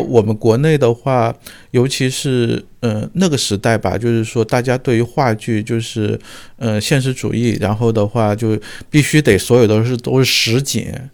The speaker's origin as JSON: {"language": "Chinese", "country": "China", "said": "我们中国人"}